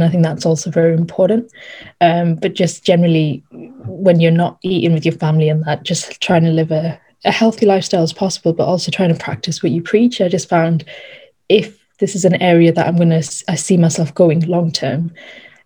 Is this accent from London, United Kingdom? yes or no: no; Darlington, North East England, United Kingdom; also born or lived in Norton; I was born in Darlington, up north again. And then I moved a couple of years ago to just 20 minutes away outside of Darlington to this little village called Norton